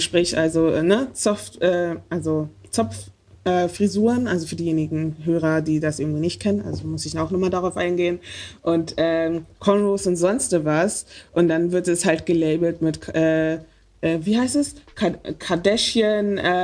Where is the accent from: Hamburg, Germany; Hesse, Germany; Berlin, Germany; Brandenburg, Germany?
Berlin, Germany; ich bin Berlinerin